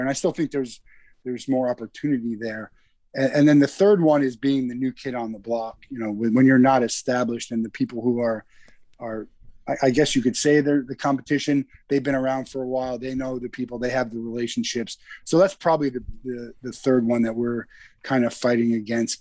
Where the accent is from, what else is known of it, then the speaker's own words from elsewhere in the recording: New Jersey, United States; I'm from New Jersey, so I've i I grew up in the cold